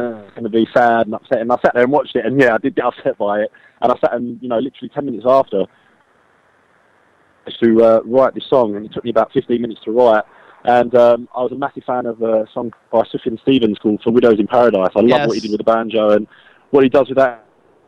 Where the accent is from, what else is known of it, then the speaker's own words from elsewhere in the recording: London, United Kingdom; that's where I was born and bred